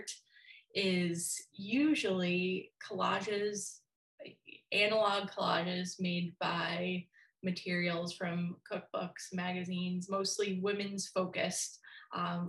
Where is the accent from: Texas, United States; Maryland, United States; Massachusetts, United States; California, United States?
Massachusetts, United States; Brockton; moved away as an adult; now in Minnesota, United States; I'm originally from Brockton, Mass. And it's kind of how people describe it as like a inner city. It's a gigantic high school.